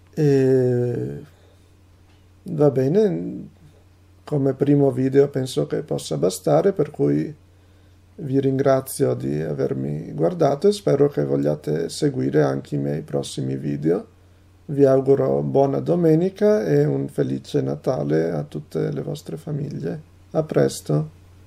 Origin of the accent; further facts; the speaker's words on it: Italy; first language Italian; also born or lived in Rovigo, Veneto; sono un traduttore e un poliglotta italiano